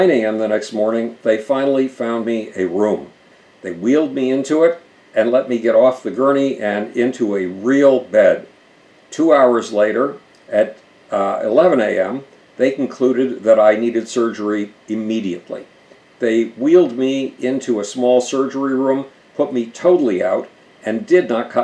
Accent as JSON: {"language": "English", "town": "Buffalo", "region": "New York", "country": "United States", "tie": "born or raised there", "also_born_or_lived": "New Brunswick, New Jersey", "moved": "as an adult", "said": "Buffalo, New York, my hometown"}